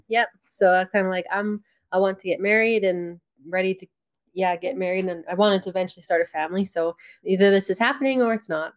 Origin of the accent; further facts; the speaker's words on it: Rocky Mountain House, Alberta, Canada; in my hometown in Rocky Mountain House